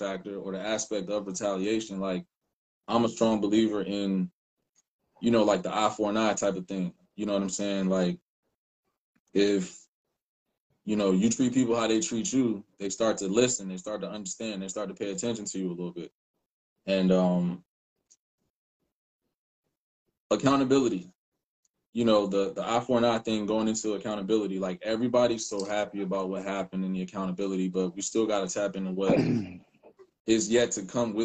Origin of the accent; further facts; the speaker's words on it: Philadelphia, Pennsylvania, United States; moved away; I'm from Philly. I'm a Philly dude